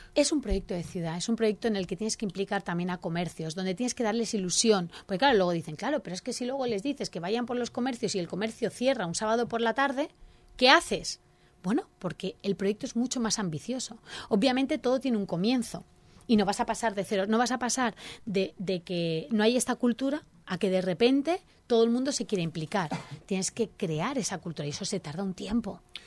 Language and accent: Spanish; Elche, Valencian Community, Spain; nuestro orgullo ilicitano nos dice que nuestra ciudad es maravillosa